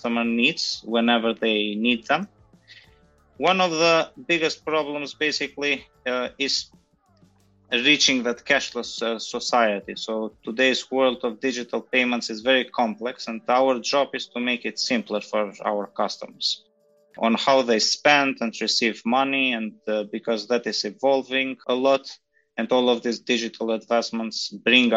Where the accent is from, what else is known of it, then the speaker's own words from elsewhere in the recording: North Macedonia; moved away as an adult; also born or lived in Germany / Switzerland; I'm basically originally from North Macedonia.